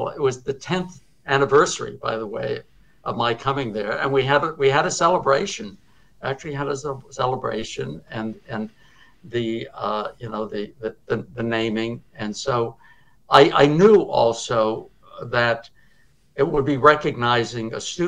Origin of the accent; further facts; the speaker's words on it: Cambridge, Massachusetts, United States; I was growing up in Cambridge where there were other schools